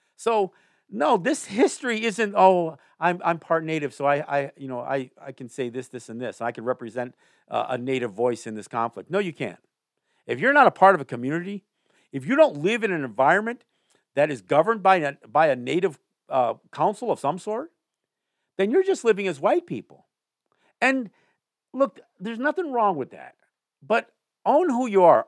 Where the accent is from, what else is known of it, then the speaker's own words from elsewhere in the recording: Kahnawake, Quebec, Canada; I'm Mohawk, but I'm from Ganawage